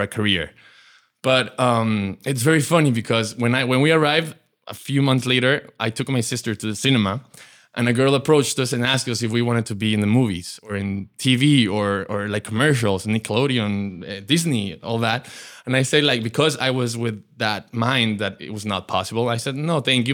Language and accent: English; Mexico; my grandparents and parents and myself were born in Mexico into a very big Jewish community